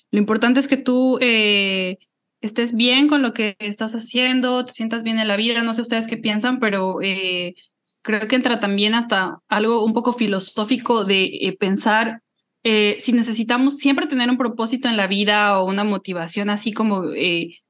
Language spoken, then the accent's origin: Spanish; Mexico City, Mexico; moved away as an adult; soy comunicadora, creadora de contenido, soy originaria de la Ciudad de México, vivo en el Cono Sur desde hace 10 años más o menos